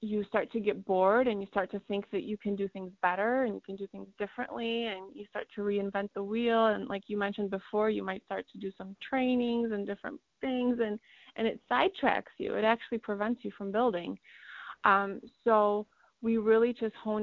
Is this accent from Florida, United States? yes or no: no; Iowa, United States; also born or lived in Poland; We lived in Iowa when we first immigrated over from Poland